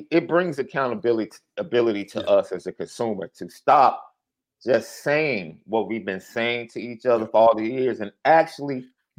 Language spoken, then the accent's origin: English; Chicago, Illinois, United States; I'm from Chicago.